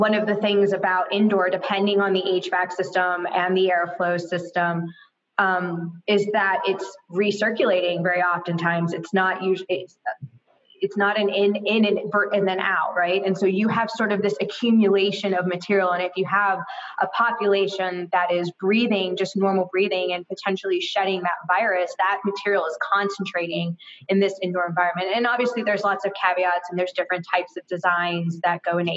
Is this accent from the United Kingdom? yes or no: no; Florida, United States; I'm from Florida